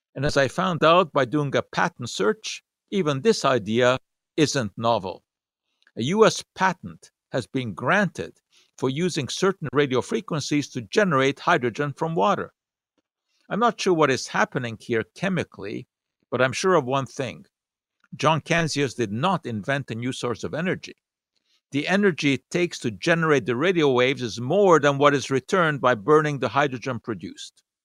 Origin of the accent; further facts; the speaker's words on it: Montreal, Quebec, Canada; When I was, uh, growing up in Montreal